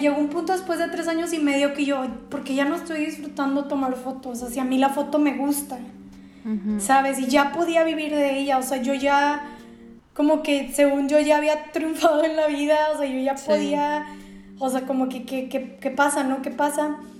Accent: Mexico

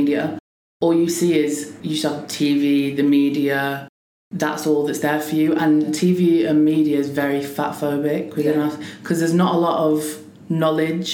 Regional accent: Preston, North West England, United Kingdom; I'm from Preston

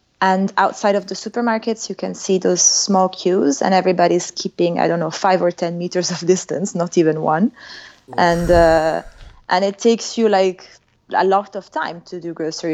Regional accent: Milan, Lombardy, Italy; now in Paris, France; I'm from Milan

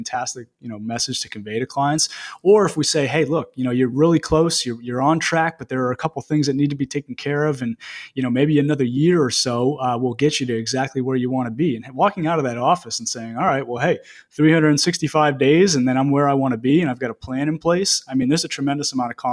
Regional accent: Greene, Maine, United States; also born or lived in Bangor, Maine / South Portland, Maine; I was born and raised in a small town, Green, right outside of Lewiston.

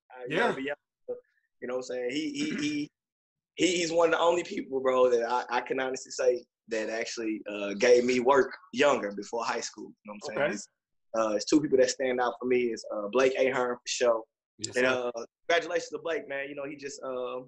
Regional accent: St. Louis, Missouri, United States; born and raised St. Louis, West Side

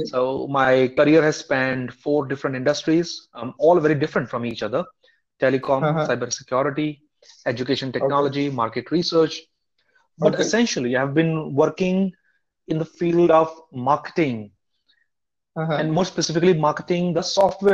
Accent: India; moved away; also born or lived in United States / South Korea; as an Indian person educated in the US

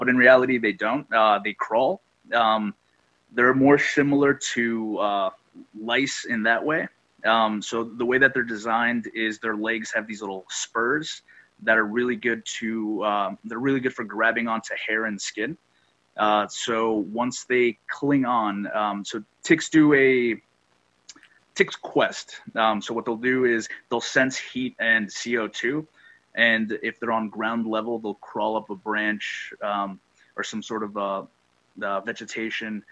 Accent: Great Barrington, Massachusetts, United States; also born or lived in Amherst, Massachusetts; I am local to the area. I grew up in Great Barrington

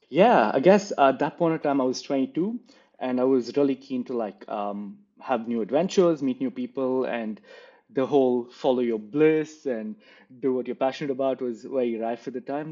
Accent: Bangalore, Karnataka, India; moved away as an adult; now in Australia; I grew up in Bangalore

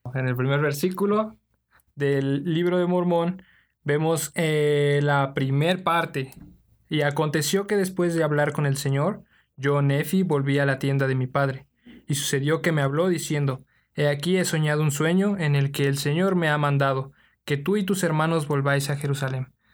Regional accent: Mexico City, Mexico; de la Ciudad de México

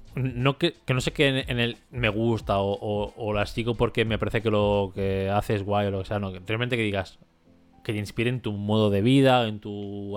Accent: Catalonia, Spain; como catalán

